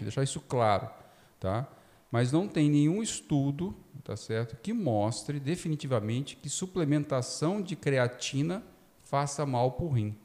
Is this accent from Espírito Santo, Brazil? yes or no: yes; Espírito Santo, Brazil; moved away as an adult; also born or lived in São Paulo; Eu sou formado na Federal do Espírito Santo, onde minha família mora. E na, até o final da faculdade eu jogava voleibol, fui seleção estadual lá na época, juvenil